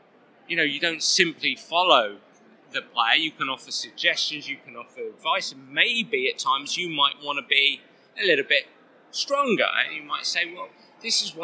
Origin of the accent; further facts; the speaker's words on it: England, United Kingdom; I'm an Englishman